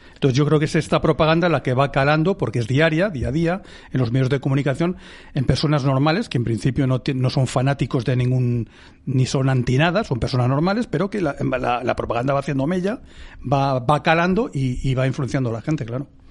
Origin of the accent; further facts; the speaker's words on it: Spain; cualquiera de nosotros como ciudadanos españoles